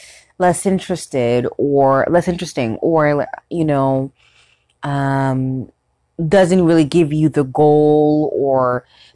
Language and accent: English; Ontario, Canada; I'm from Ontario, Canada